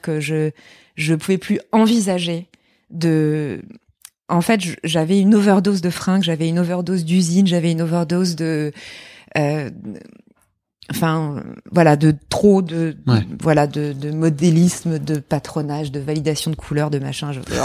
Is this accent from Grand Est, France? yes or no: yes; Lorraine, Grand Est, France; moved away; also born or lived in Paris; j'étais un peu la seule fille coincée entre deux garçons euh, en Lorraine. Je suis Lorraine.